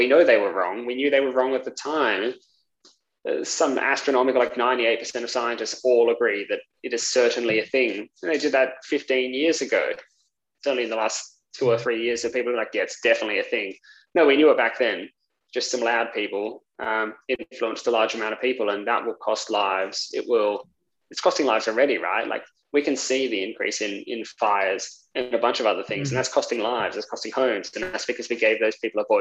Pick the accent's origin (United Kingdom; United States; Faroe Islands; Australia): Australia; I come from Australia